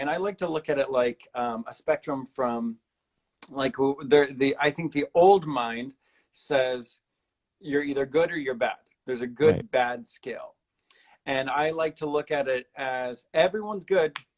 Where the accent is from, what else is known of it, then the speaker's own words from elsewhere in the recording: Cincinnati, Ohio, United States; I went to Milford, Lakota East, and Little Miami. I went to three high schools.